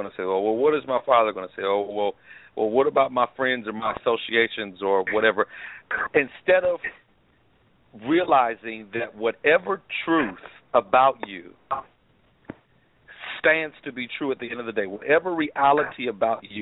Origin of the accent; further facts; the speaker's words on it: Columbia, South Carolina, United States; now in Indianapolis, United States; I was born in Columbia, South Carolina